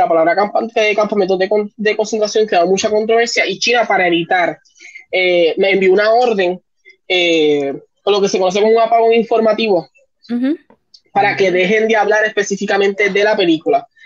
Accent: Puerto Rico; también en Puerto Rico nosotros somos un poquito latinos, nos gusta compartir un poquito más.

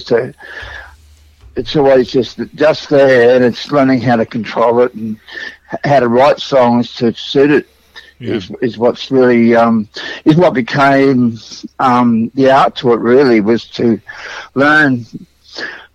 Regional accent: Sydney, New South Wales, Australia; I grew up even further west than that. I came from St Mary's out that way

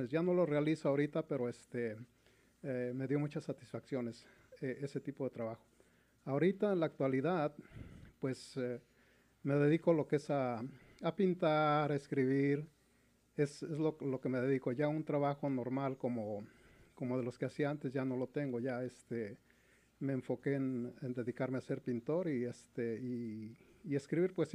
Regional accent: Mexico City, Mexico; yo soy originario de la Ciudad de México, sí en, en, una colonia que está dentro de la delegación Benito Juárez, pero toda mi infancia y, y adolescencia la pasé en una colonia de Izta

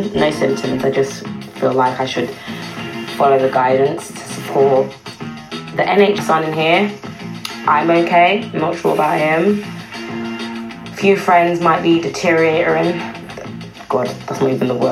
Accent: United Kingdom; born or raised there; also born or lived in West Indies (ancestry)

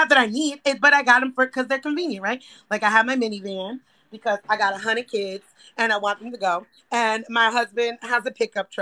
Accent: New York City, New York, United States; I grew up poor in the Bronx.

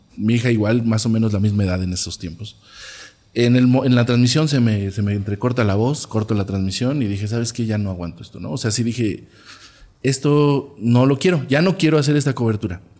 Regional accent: Toluca, State of Mexico, Mexico; Nací en la Alameda de Toluca

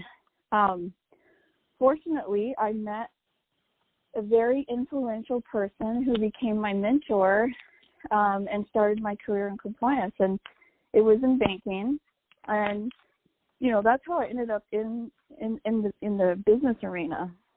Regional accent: New Mexico, United States; my home state

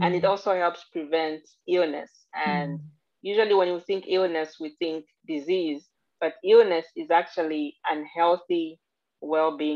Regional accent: Zambia; now in United States; I'm actually originally from Zambia, Central Africa

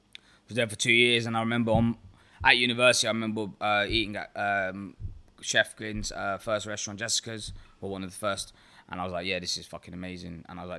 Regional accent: Ealing, London, United Kingdom; now in Birmingham, United Kingdom; So I'm originally from Ealing in London. So I came up to Birmingham when I was 18 years old, did my degree, did a placement.

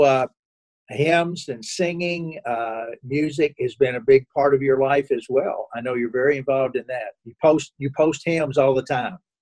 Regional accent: Kentucky, United States; now in Indianapolis, United States; I grew up in Kentucky

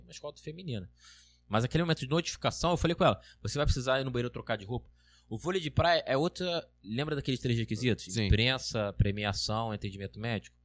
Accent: Rio de Janeiro, Brazil; eu sou carioca, eu sou, sou mais acostumado, assim.

